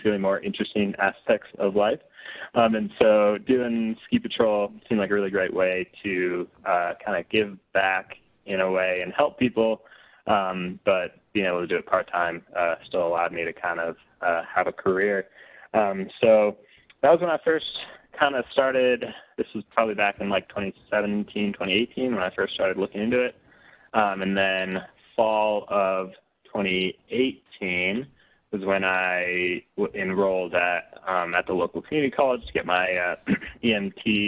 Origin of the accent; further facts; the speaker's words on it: Colorado, United States; I grew up in Colorado and have lived here pretty much all my life.